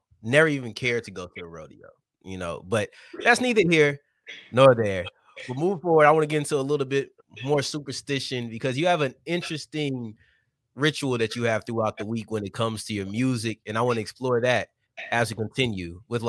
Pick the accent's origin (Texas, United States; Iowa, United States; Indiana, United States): Texas, United States; Arlington; I told you I'm from Arlington, I consider myself far enough to where I really don't consider myself Dallas